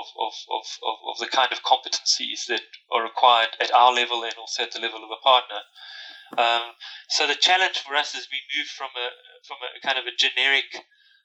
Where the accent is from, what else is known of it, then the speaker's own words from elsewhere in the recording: South Africa; moved away as an adult; also born or lived in Durban, South Africa; now in United Kingdom; you can hear from my accent, I'm from South Africa